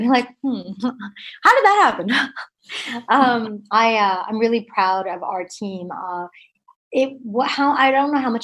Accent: Canada; I'm Indo-Canadian, born and brought up in Canada to immigrant parents

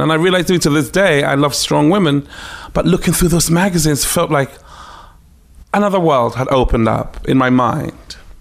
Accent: Ghana; moved away; also born or lived in Takoradi, Ghana / Accra, Ghana; growing up in ghana but on a military base

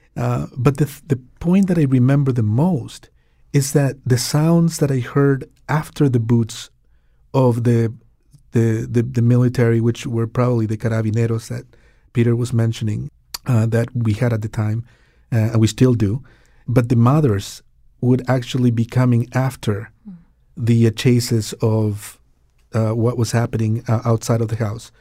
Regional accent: Santiago, Santiago Metropolitan Region, Chile; now in Connecticut, United States; I was raised in Chile during the, uh, Pinochet regime

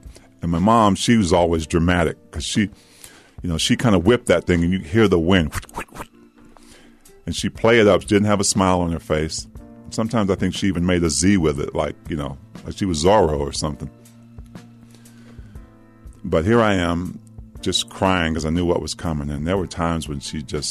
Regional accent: Maryland, United States; also born or lived in Washington, D.C.; where I grew up in Maryland

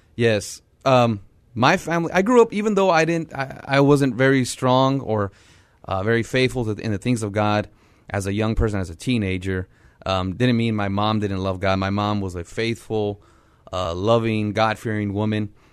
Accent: San Antonio, Texas, United States; growing up on the South Side, um, grew up very poor

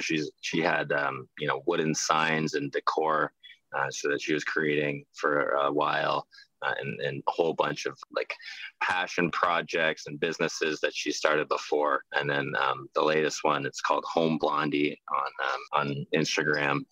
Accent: just outside of Toronto, Ontario, Canada; moved away as an adult; also born or lived in Dartmouth; now in Cleveland, United States; I'm a Canadian. I'm from just outside of Toronto, Ontario. Grew up playing hockey when I was two and three years old

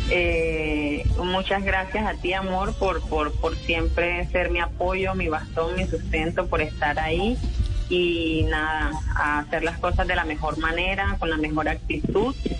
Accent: Santa Marta, Magdalena, Colombia; moved away as an adult; now in Cúcuta, Colombia; yo soy de Santa Marta, toda mi vida nací en Santa Marta, eh, nací, viví, crecí

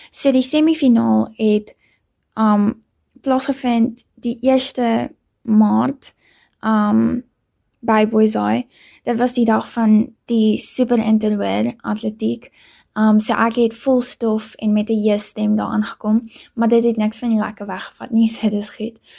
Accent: Pretoria, Gauteng, South Africa; Ek is hier in Pretoria gebore en dit is ook waar ek nog my hele lewe bly en groot word.

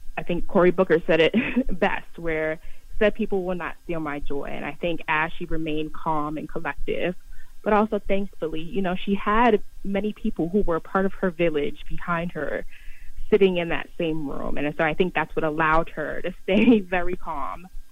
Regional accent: New York City, New York, United States; your community growing up in Harlem

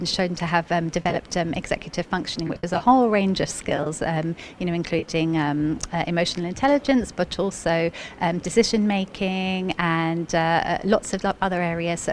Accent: Cyprus; first language English; now in United Arab Emirates; I'm actually Cypriot, so I learnt Greek as a second language

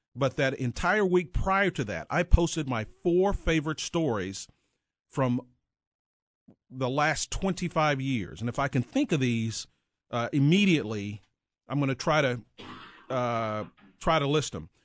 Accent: Mineral Wells, Texas, United States; moved away as an adult; now in Kansas City, United States; I grew up in north central Texas, small town, a little bit bigger than Leavenworth, uh, called Mineral Wells.

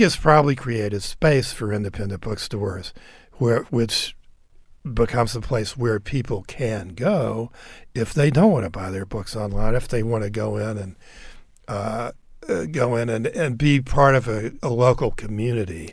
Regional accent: Nashville, Tennessee, United States; moved away; I grew up in Nashville too

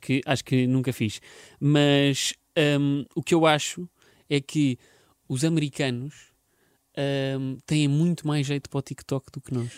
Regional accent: Portugal; nós, portugueses

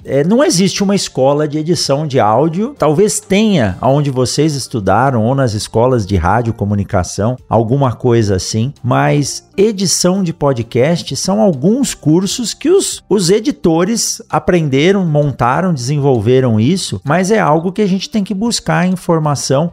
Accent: São Paulo, Brazil; now in Mato Grosso, Brazil; eu sou nascido em São Paulo e eu conheci praticamente a cidade de São Paulo andando de bicicleta com os meus amigos

